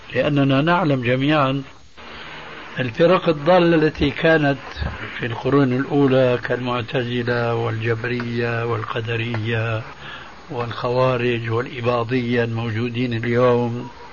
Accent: Syria; عندنا في سوريا

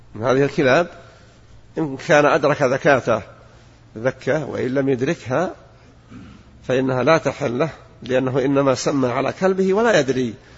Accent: Najd, Saudi Arabia; عندنا في نجد

